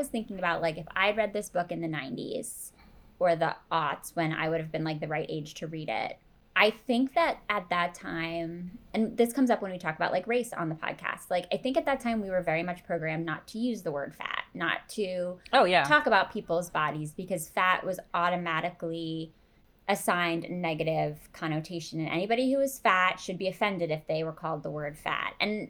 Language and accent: English; Pennsylvania, United States; I am from Pennsylvania.